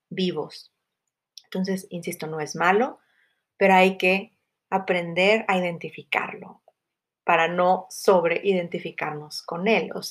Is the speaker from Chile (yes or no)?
no; Mexico; soy mexicana, eh, tengo tal color de piel